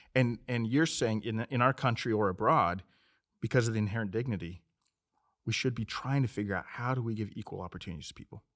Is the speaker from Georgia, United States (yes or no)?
no; Montana, United States; now in Phoenix, United States; I'm originally from Montana, but we've been here for sixteen, seventeen years